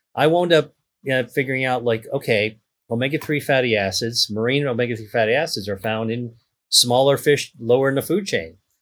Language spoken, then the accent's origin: English; Pittsburgh, Pennsylvania, United States; I grew up in Pittsburgh, Pennsylvania